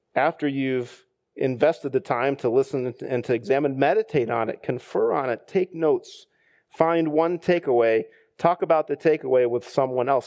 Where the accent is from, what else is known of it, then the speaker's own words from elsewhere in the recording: United States; us as American Christians